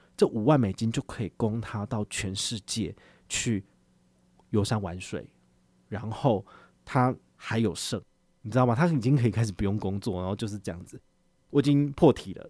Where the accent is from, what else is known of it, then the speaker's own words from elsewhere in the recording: Taiwan; 我们台湾这边